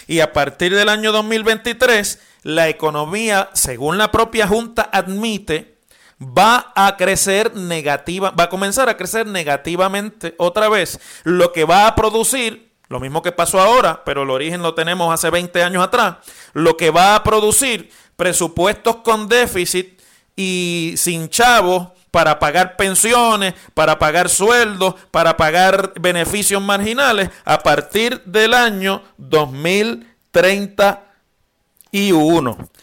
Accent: Mayagüez, Puerto Rico; moved away; yo soy de Mayagüez y en Mayagüez todavía vive mi padre

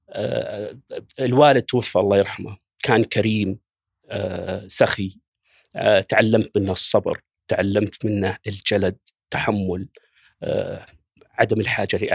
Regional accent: Riyadh, Riyadh Province, Saudi Arabia; بدايه السبعينات يعني ميلاديه عشت وتربيت في في مدينه الرياض في كنف الوالد الله يغفر له ويرحمه توفى عام 1410 كان في هذاك الوقت تقريبا عمري 16 أو 17 سنة

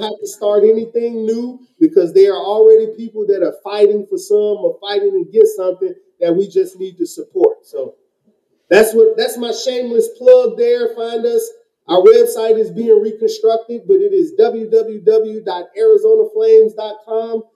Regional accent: Chicago, Illinois, United States; I am from Chicago

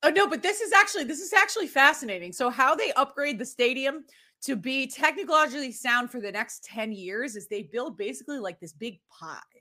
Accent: Winchester, Massachusetts, United States; I grew up eight miles north of Boston in a suburb called Winchester, Massachusetts

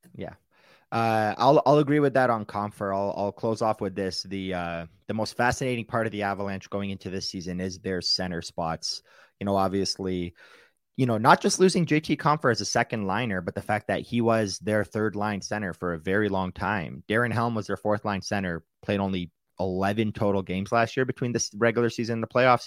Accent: Detroit, Michigan, United States; moved away as an adult; now in Denver, United States; I grew up in Detroit

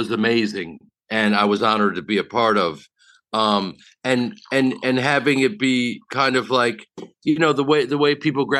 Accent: Evanston, Illinois, United States; accent: Chicago; moved away; I'm from Evanston, which is about a stone's throw from Chicago.

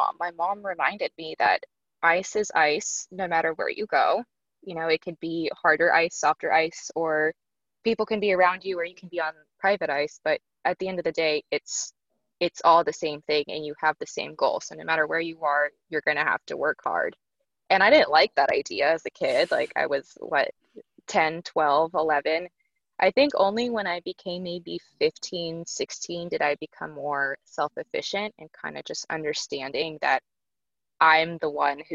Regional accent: San Diego, California, United States; I started skating in San Diego. That's where I was born. That's my hometown. Represent sunny San Diego

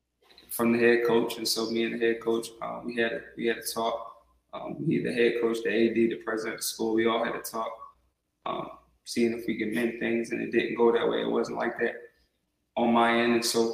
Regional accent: Delaware, United States; I come from the MEAC, so I'm from Delaware, and I come from a little different environment as far as game day goes

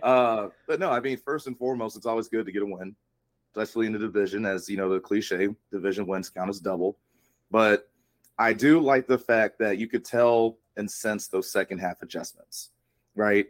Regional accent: Atlanta, Georgia, United States; moved away as an adult; also born or lived in Stanford, California; I'm initially from Atlanta, uh, grew up there, came to school out here on the West Coast at Stanford

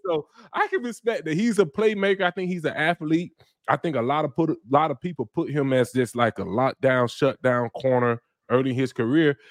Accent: Florida, United States; I'm from Florida

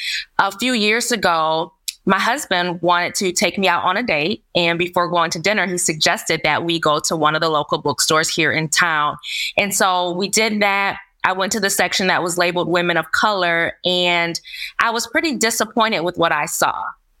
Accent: Lansing, Michigan, United States; So I grew up in the Lansing School Districts, and I graduated from Sexton High School way back in 2003.

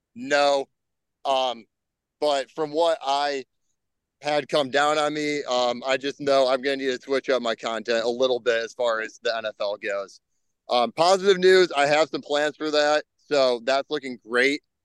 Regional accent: Illinois, United States; Illinois is my home state

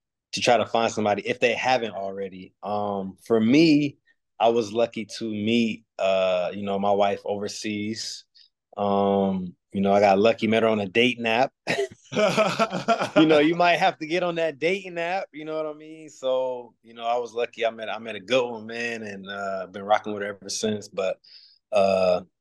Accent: United States; moved away as an adult; me being American, me not speaking French

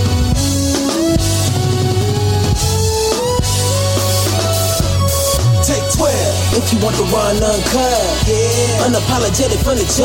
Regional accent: upstate New York, United States; I'm from upstate New York, but I have a lot of family in Lawrence, Kansas

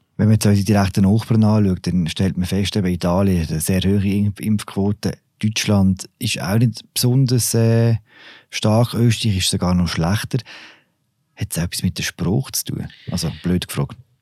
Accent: Switzerland; bei uns in der Schweiz

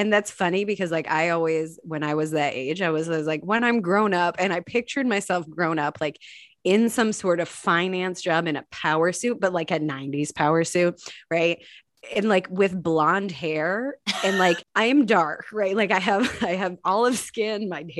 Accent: Ireland; I think Irish accents are the best, probably because I am Irish

